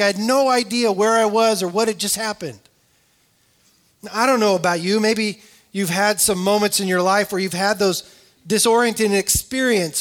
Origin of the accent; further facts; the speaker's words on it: California, United States; I grew up in California